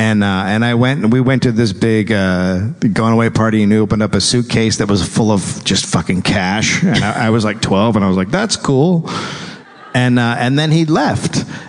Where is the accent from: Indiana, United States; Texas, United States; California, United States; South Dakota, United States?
California, United States; Marin County; I lived in California. I grew up in Marin County. A little bit better than Petaluma.